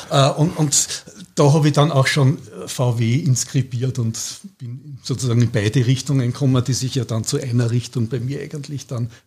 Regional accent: Scharnstein, Upper Austria, Austria; also born or lived in Gmunden / Vienna; Ich bin in Scharnstein aufgewachsen, in Gmunden geboren, in Kirchdorf dann bis zur Matura in gegangen und danach habe ich dann in Wien studiert und bin dann dort geblieben.

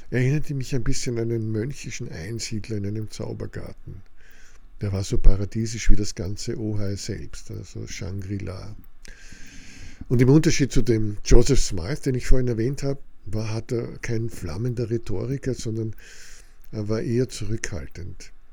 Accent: Austria; das ist doch alles bei uns in Österreich Realität.

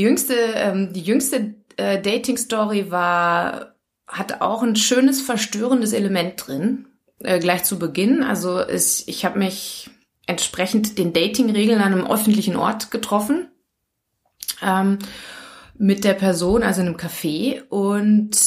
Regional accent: Germany; moved away as an adult; now in Linz area, Austria; bin aus Deutschland. Man hört es vielleicht.

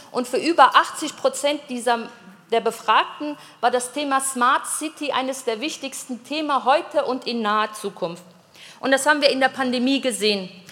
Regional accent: Düsseldorf, North Rhine-Westphalia, Germany; now in Innsbruck, Austria; in Düsseldorf zum Beispiel, in meiner Heimatstadt

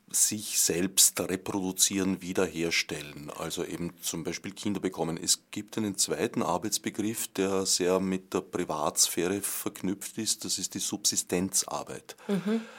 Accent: Vienna, Austria; ich kann mich erinnern, wo ich aufgewachsen bin am Stadtrand von Wien, da waren viele Weingärten

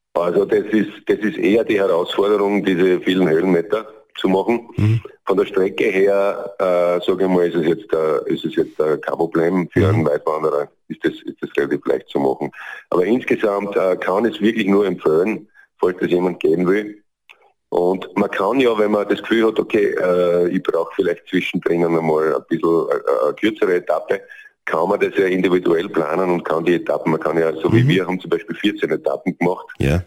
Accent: Southern Styria, Austria; bei uns in der Südsteiermark

